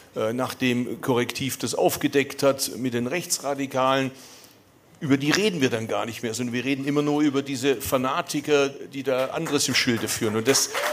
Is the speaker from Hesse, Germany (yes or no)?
no; Bad Urach, Baden-Württemberg, Germany; accent: Swabian; moved away as an adult; ich komme aus Urach, das ist Schwäbische Alb